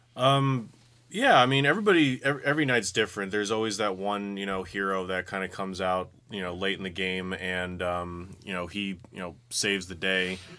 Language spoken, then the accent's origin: English; West Coast, United States; moved away; I'm from the West Coast